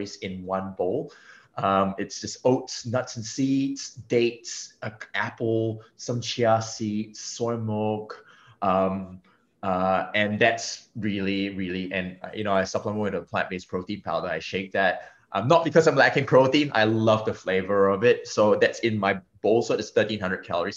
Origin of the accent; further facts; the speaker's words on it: Singapore; being Singaporean and being Asian